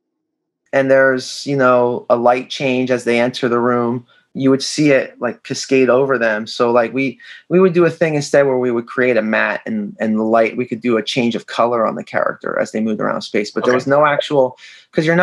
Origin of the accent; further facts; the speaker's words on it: Philadelphia, Pennsylvania, United States; I grew up in Philadelphia